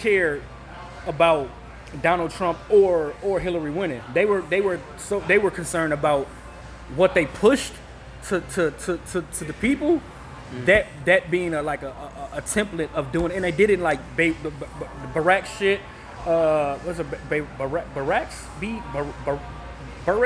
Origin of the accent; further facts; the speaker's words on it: Peoria, Illinois, United States; where I grew up in Peoria